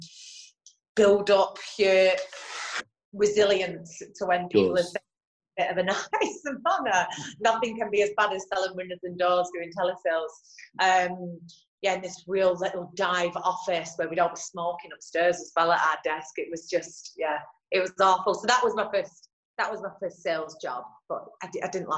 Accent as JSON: {"language": "English", "town": "Bolton", "region": "North West England", "country": "United Kingdom", "tie": "born or raised there"}